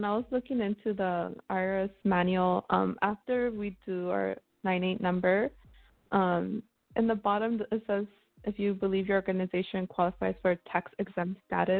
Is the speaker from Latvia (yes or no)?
no; Bolivia; moved away; I don't have a Jamaican accent. I'm from Bolivia, though. I speak Spanish